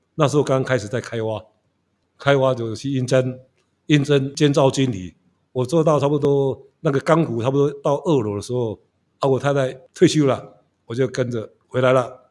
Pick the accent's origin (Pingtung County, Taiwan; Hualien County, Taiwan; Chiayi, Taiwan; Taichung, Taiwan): Hualien County, Taiwan; Hualien City; also born or lived in Taipei; 我是在花莲是土生土长的嘛， 然后学校就读民国国校